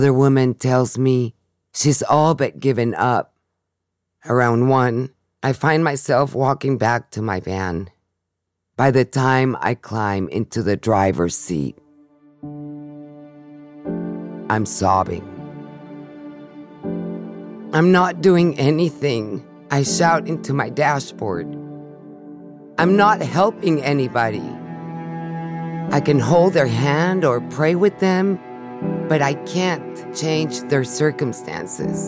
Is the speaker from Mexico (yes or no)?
yes; Mexico City, Mexico; now in San Francisco, United States; growing up in Mexico City